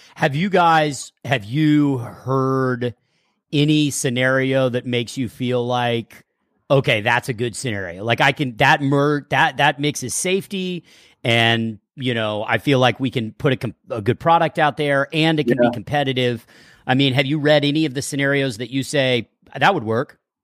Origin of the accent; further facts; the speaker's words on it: Texas, United States; moved away; growing up in Texas